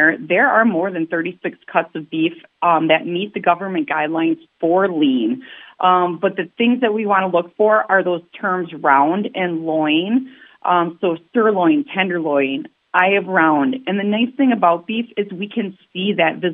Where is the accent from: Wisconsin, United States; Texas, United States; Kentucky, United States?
Wisconsin, United States; Milwaukee; I'm a city kid. I'm from Milwaukee